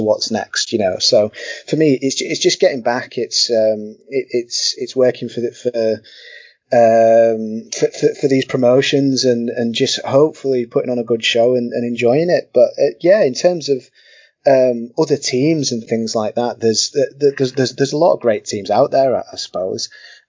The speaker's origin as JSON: {"language": "English", "town": "Hull", "region": "Yorkshire and the Humber", "country": "United Kingdom", "said": "So yes, I'm from Hull."}